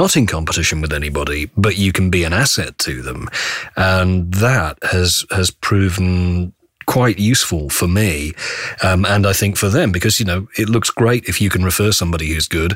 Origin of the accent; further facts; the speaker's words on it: United Kingdom; now in North Carolina, United States; as a British voice in Australia